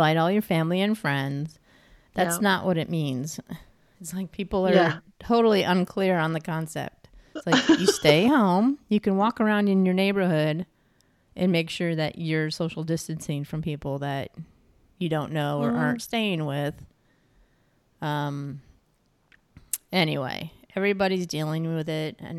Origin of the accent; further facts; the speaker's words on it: New York, United States; moved away; she's like, where are you from originally? And I'm like, New York.